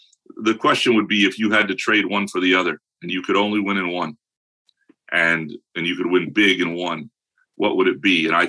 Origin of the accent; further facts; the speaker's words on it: Lansing, Michigan, United States; when I was growing up in Lansing